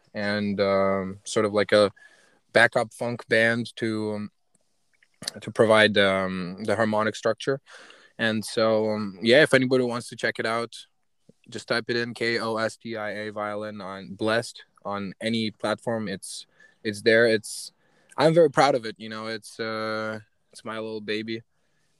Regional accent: West Ukraine, Ukraine; moved away as an adult; also born or lived in Rochester, New York; now in United States; I was born and raised in Ukraine, in West Ukraine, and I came here to the States when I was 18 years old

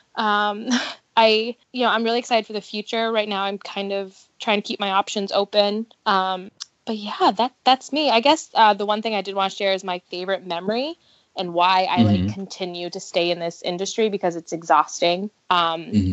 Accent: New Hampshire, United States; moved away as an adult; now in Ohio, United States; I am born and raised in New Hampshire

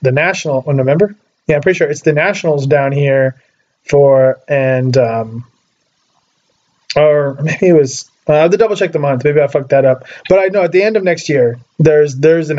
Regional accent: Oregon, United States; I grew up in Oregon, which is right below Washington

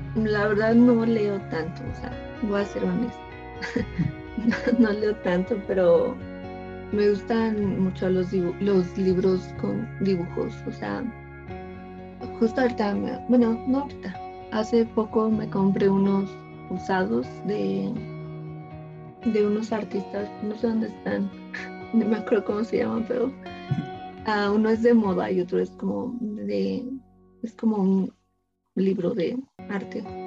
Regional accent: Ecatepec, State of Mexico, Mexico; yo soy de aquí, de Ecatepec

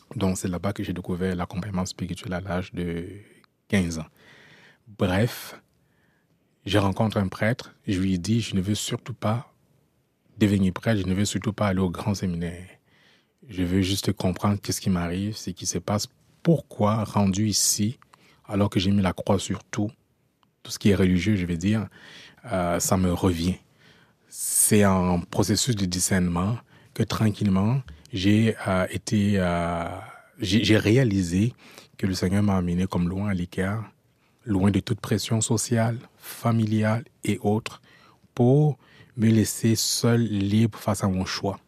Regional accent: France; moved away as an adult; also born or lived in Cameroon; now in Quebec, Canada; j'ai grandi en France dans un contexte de racisme

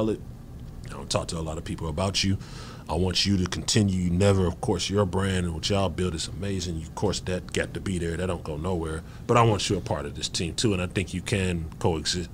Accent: Decatur, Georgia, United States; I'm from Decatur

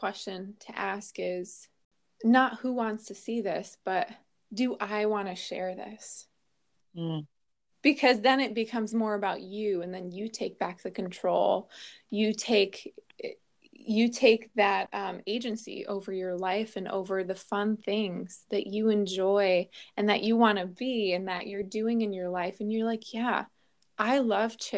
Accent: New Jersey, United States; moved away; I'm originally from New Jersey. I've just got that Jersey curl in me.

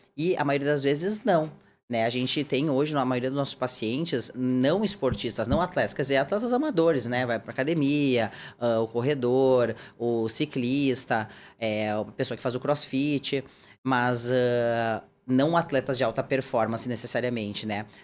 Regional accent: Rio Grande do Sul, Brazil; moved away as an adult; also born or lived in Porto Alegre, Brazil; now in São Paulo, Brazil; eu nasci no, no Rio Grande do Sul, fiz a minha formação médica, né? E também de ortopedia na Federal de Porto Alegre

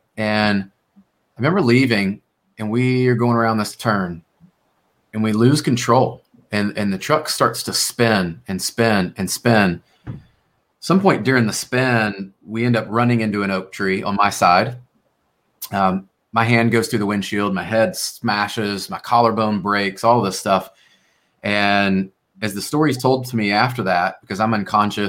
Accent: Memphis, Tennessee, United States; I grew up in Memphis, Tennessee

